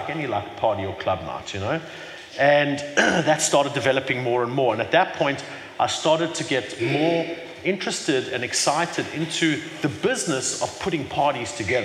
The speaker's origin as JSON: {"language": "English", "town": "Johannesburg", "region": "Gauteng", "country": "South Africa", "tie": "born or raised there", "moved": "yes", "lives_now": "Cape Town, South Africa", "said": "I was born in Johannesburg, in Hillbrow, you know, many years ago, 40 years ago"}